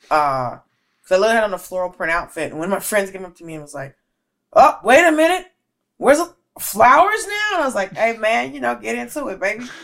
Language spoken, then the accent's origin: English; Georgia, United States; Bitch, I'm from Georgia.